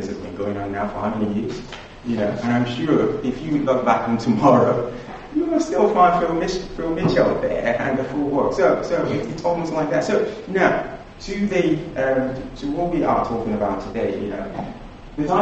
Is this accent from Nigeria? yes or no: yes; Nigeria; as a young child growing up in Nigeria